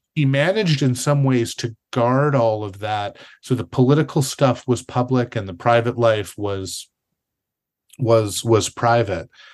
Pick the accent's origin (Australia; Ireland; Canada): Canada; I'm a Canadian